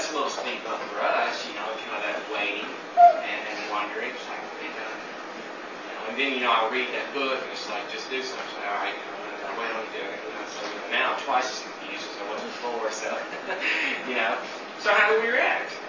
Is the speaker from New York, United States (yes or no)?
no; Tennessee, United States; moved away; I'm from Tennessee